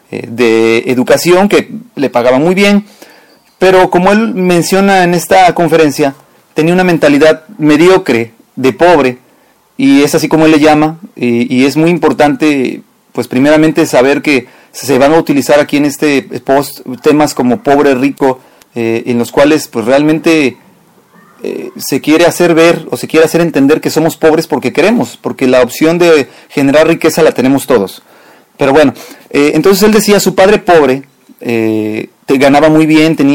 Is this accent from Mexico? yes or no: yes; Mexico; nosotros como mexicanos